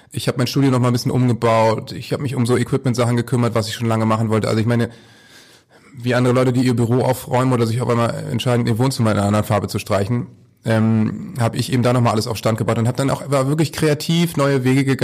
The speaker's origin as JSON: {"language": "German", "region": "Northern Germany", "country": "Germany", "said": "Aber als Norddeutscher kann ich eben sagen, du regst dich genauso auf."}